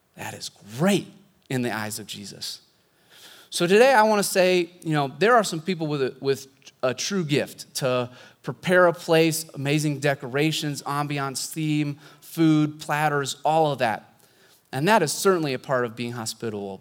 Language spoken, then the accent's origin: English; Pella, Iowa, United States; moved away as an adult; also born or lived in Southern California; I grew up here in Pella